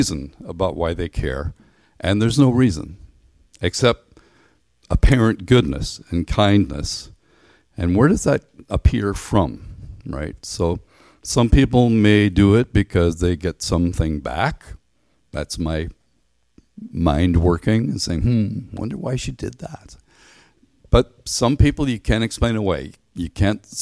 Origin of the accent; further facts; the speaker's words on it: Ireland; moved away as an adult; also born or lived in Canada; I grew up in Ireland where the highest mountain is maybe 3,000 feet.